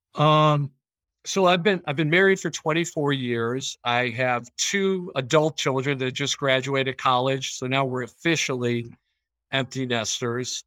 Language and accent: English; Chicago, Illinois, United States; now in Rochester, United States; I grew up in Chicago